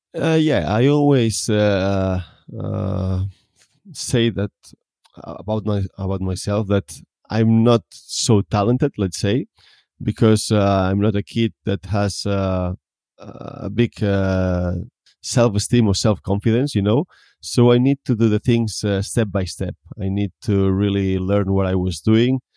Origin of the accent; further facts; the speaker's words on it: Tarragona, Catalonia, Spain; I come from Tarragona. That means it's a city, not in a small village